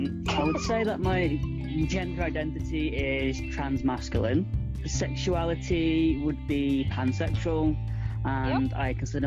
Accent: Ashton-under-Lyne, North West England, United Kingdom; I'm from the Manchester area, a small town called Ashton-under-Lyne. Although people do ask me if I'm from Ireland sometimes, which I'm not, but I do have family from Ireland.

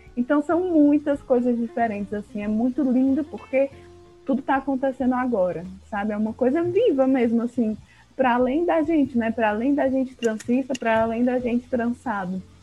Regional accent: Porto Velho, Rondônia, Brazil; now in Fortaleza, Brazil; sou de Porto Velho

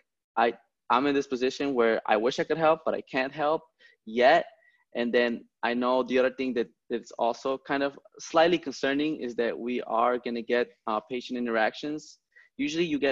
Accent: Chicago, Illinois, United States; I grew up in the Logan Park, So Humboldt Park and Logan Square neighborhoods

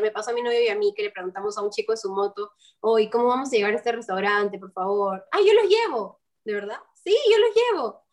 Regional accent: Peru; moved away as an adult; also born or lived in Lima, Peru; now in Kenya; vengo de Perú

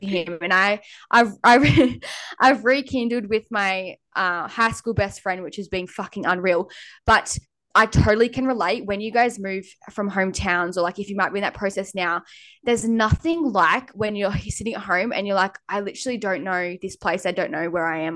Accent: Lennox Head, New South Wales, Australia; moved away as an adult; also born or lived in Gold Coast; now in Airlie Beach, Australia; I lived in a small town called Lenox Head

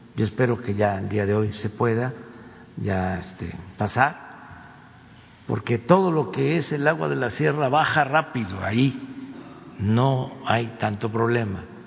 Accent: Tepetitán, Tabasco, Mexico; moved away; el río que pasa por mi pueblo, donde nací, Tepetitán

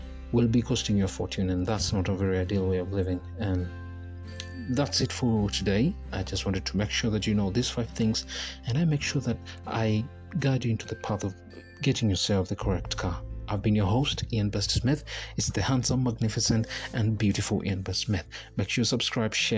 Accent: Kenya; I'm a Kenyan

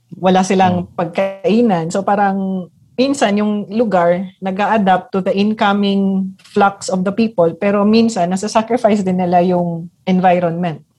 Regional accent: Mindanao, Philippines; I'm from Mindanao.

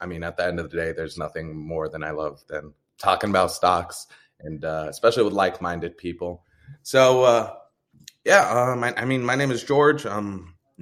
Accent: Jordan; now in United States; I'm from Jordan. So my background wasn't wealthy at all. Like it's a third world country. And when we finally moved here to the U.S.

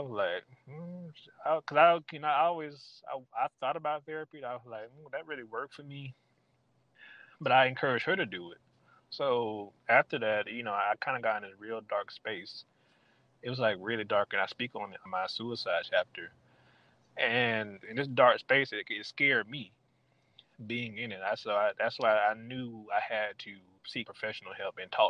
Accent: Mableton, Georgia, United States; now in Stone Mountain, United States; I live in Stone Mountain now, but I grew up in Mableton, Georgia

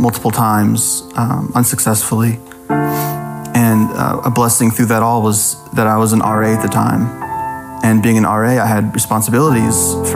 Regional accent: Greenland, Arkansas, United States; I grew up here in Greenland, just a little bit south of Fayetteville.

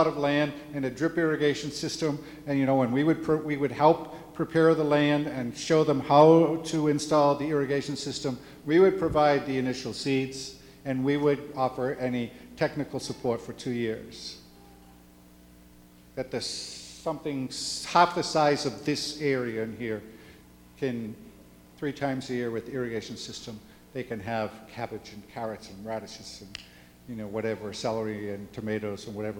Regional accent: Juticalpa, Olancho, Honduras; And so I'm from Juticalpa, the Diocese of Juticalpa. And it's much more rural than what you would find in Tegucigalpa, and not as densely populated.

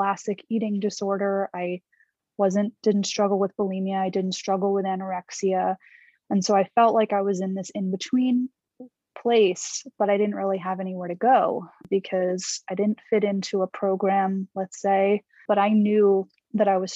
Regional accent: New York City, New York, United States; I'm from New York, and I'm still here now

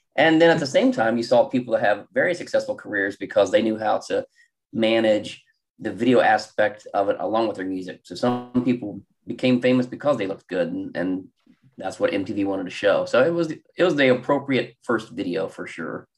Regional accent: Columbus, Ohio, United States; I am also from Columbus, Ohio. I live in a suburb called Worthington

